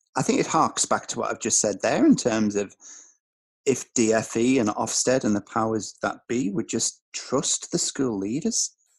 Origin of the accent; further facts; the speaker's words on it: Tyneside, North East England, United Kingdom; I was growing up in Tyneside